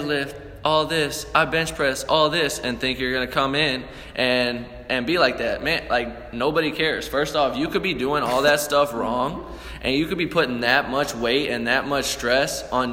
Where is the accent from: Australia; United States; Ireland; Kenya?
United States; St. Louis, Missouri; We're from St. Louis. We're from the show me state